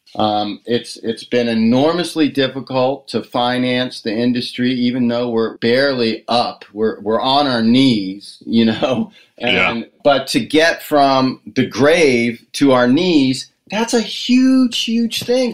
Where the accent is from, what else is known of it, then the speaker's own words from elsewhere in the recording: Washington, District of Columbia, United States; when I was growing up in the Washington, D.C. area